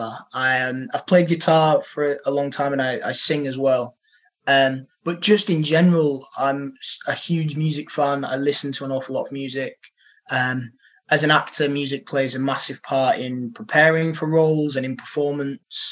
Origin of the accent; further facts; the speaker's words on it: Horbury, Yorkshire and the Humber, United Kingdom; moved away as an adult; now in Manchester, United Kingdom; Horbury is a massive part of my life. I grew up there